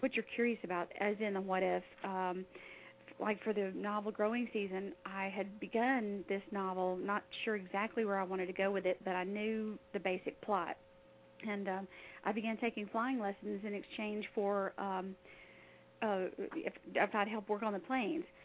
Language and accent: English; Alaska, United States; I was born in Alaska